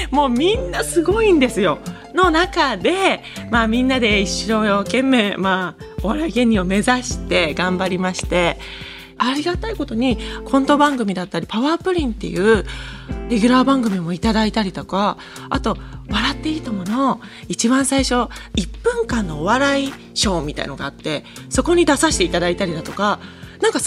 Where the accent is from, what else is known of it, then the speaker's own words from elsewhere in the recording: Niigata, Japan; それも4年ぐらいやらせていただいてたんですけど地元新潟でそうなんですラジオをやらせていただいてて